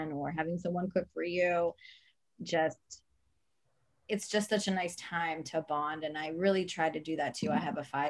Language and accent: English; Maryland, United States; also born or lived in Italy / New York; I was born in Italy, and my family moved to the States, to Maryland, when I was 6.